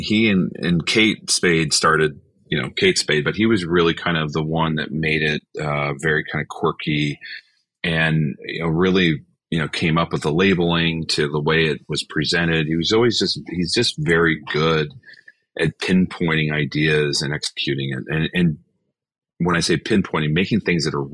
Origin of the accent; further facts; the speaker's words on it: United States; growing up in America